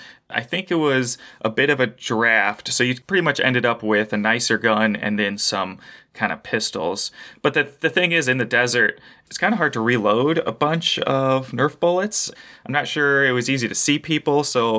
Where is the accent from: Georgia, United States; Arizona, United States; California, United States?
Arizona, United States; Phoenix; Phoenix, Arizona, land of the desert.